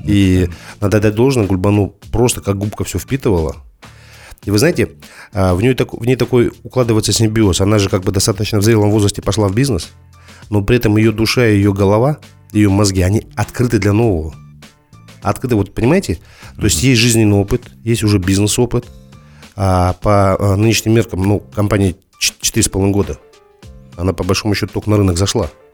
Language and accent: Russian; Kazakhstan; Мы, как казахи